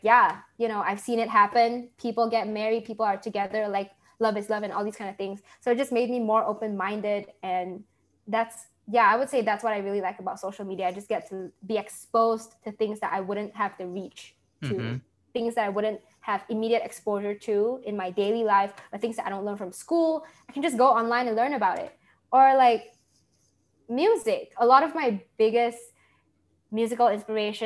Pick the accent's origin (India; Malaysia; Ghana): Malaysia; moved away as an adult; now in United States; growing up in Malaysia